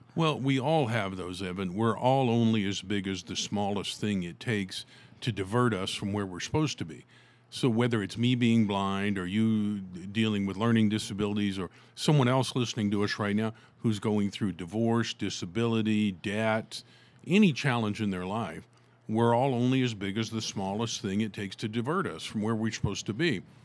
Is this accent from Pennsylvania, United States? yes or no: no; Tulsa, Oklahoma, United States; when I was growing up here in my hometown of Tulsa, Oklahoma